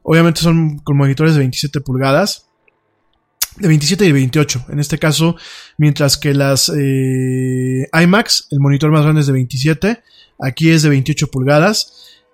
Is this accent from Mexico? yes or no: yes; Mexico